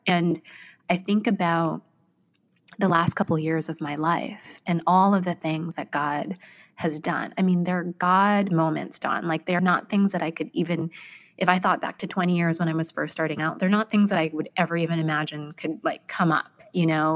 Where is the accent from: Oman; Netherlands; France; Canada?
Canada; Vancouver, British Columbia; moved away as an adult; now in New York, United States; I was born and raised in Vancouver, Canada